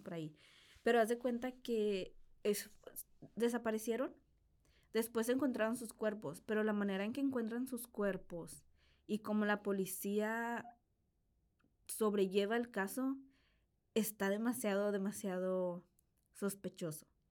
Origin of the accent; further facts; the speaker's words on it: Piedras Negras, Coahuila, Mexico; de donde yo soy originalmente, que es Piedras Negras, Coahuila